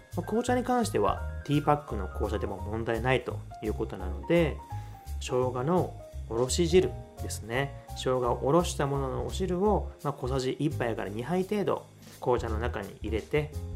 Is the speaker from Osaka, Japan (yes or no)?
yes; Osaka, Japan; 出身は私、あの、大阪なんですけれども